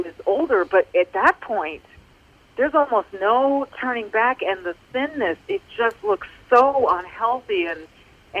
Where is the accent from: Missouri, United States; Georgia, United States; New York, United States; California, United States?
California, United States; Manhattan Beach; I grew up in Manhattan Beach, where every summer girls were in their bikinis all over the beach